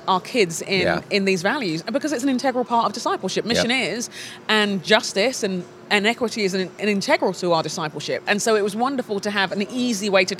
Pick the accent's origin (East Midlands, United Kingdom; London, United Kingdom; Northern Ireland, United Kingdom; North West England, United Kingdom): London, United Kingdom; now in Minneapolis, United States; Nigerian Londoner